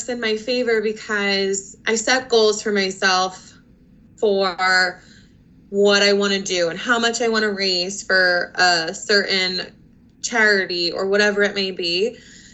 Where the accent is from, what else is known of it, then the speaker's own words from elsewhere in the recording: Conshohocken, Pennsylvania, United States; also born or lived in West Chester, Pennsylvania; I am currently a resident of Conshohocken. I grew up in the area most of my life. I went through school at Colonial School District